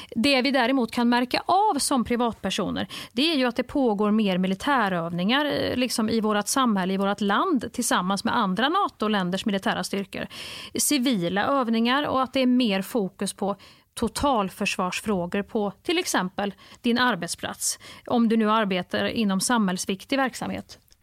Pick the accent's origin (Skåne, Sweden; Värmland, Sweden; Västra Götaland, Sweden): Värmland, Sweden; Kristinehamn; moved away; när jag växte upp i Kristinehamn